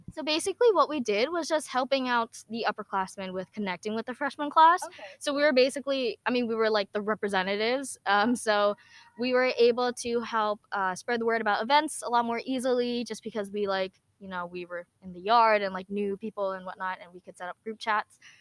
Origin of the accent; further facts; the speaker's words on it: New Jersey, United States; I was born and raised in New Jersey